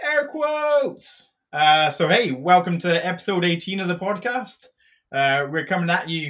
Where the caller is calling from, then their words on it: Dublin, Leinster, Ireland; I'm actually calling from Dublin